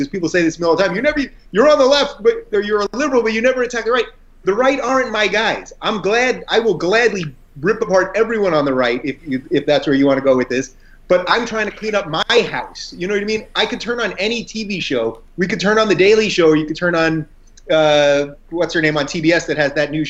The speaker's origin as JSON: {"language": "English", "area": "Long Island", "region": "New York", "country": "United States", "tie": "born or raised there", "also_born_or_lived": "Brooklyn, New York", "moved": "as an adult", "said": "as a New Yorker myself, born in Brooklyn, grew up in Long Island, went to college upstate New York, lived there almost my whole life until the last 3 years."}